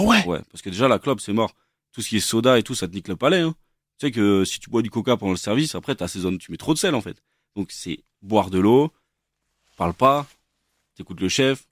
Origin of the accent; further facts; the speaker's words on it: Versailles, Île-de-France, France; je suis né à Versailles